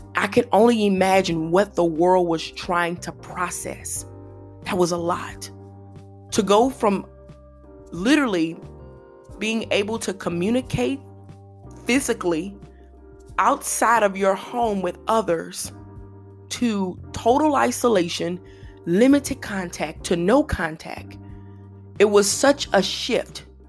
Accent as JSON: {"language": "English", "region": "Louisiana", "country": "United States", "said": "I'm from Louisiana"}